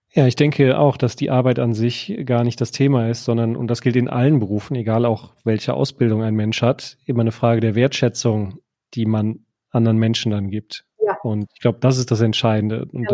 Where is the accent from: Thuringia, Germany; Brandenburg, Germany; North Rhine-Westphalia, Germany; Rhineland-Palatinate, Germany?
North Rhine-Westphalia, Germany; Düsseldorf; ich darf das ja als gebürtiger Düsseldorfer